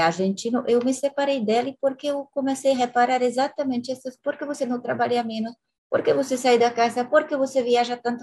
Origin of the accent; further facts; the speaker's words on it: France; Portuguese is a second language; moved away as an adult; also born or lived in Latin America; eu sou europeia, mas quando eu cheguei na América Latina